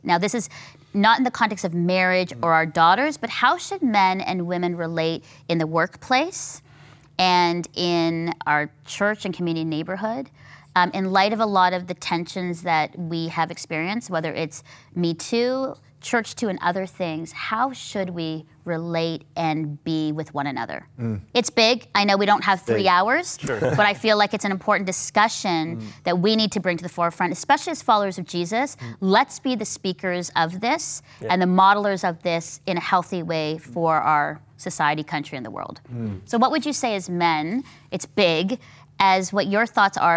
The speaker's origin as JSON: {"language": "English", "country": "Philippines", "said": "as a Filipino woman"}